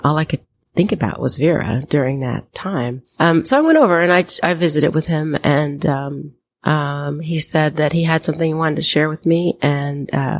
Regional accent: Los Angeles, California, United States; I grew up in Los Angeles as a beach girl.

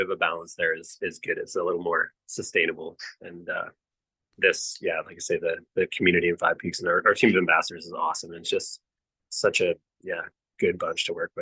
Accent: Salt Spring Island, British Columbia, Canada; I grew up on Salt Spring Island

